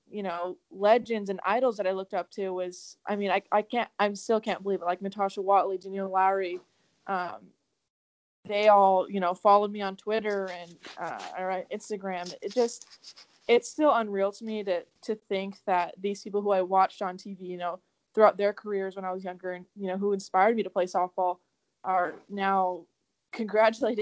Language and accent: English; Southern California, United States; moved away as an adult; also born or lived in Arizona; now in Arkansas, United States; I born and raised in California, Southern California